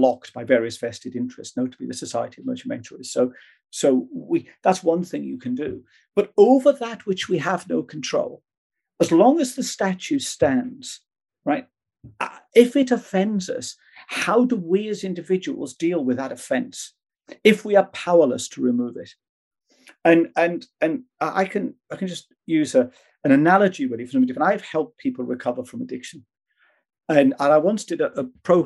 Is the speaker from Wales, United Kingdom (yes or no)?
yes; Wales, United Kingdom; I'm Welsh by birth.